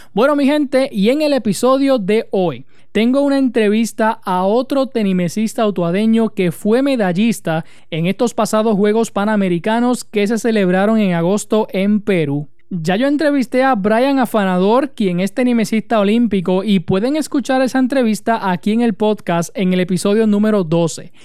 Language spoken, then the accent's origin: Spanish; Utuado, Puerto Rico